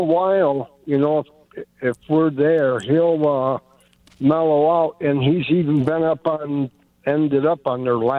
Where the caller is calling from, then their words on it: Prescott Valley, Arizona, United States; Prescott Valley. Not